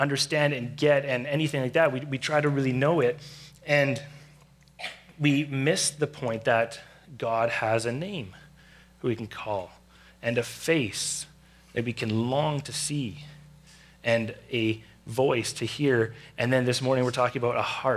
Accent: Surrey, British Columbia, Canada; I grew up in Surrey

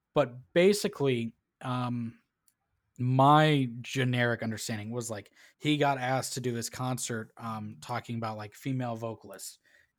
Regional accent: Tennessee, United States; I'm from Tennessee.

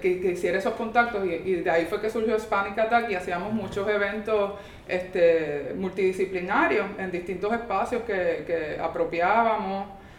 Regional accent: San Juan, Puerto Rico; moved away as an adult; also born or lived in Quebec, Canada; now in New York, United States; yo era santarricense. Ah. Este, yo, yo me, yo, o técnicamente del barrio Blondet, que es la coyuntura. Y, este, y, o sea, me crié ahí en Río Piedra

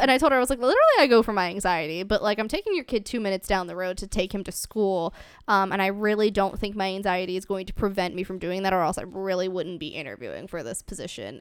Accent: Ohio, United States; I grew up in Ohio, so it's a lot smaller town.

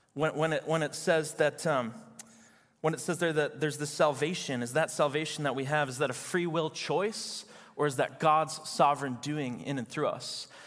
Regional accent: Chicago, Illinois, United States; I'm from Chicago

